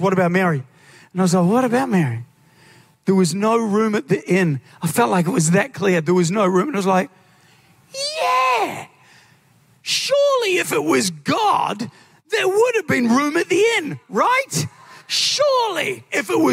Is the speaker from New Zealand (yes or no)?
yes; New Zealand; moved away as an adult; now in Australia; I'm originally from New Zealand.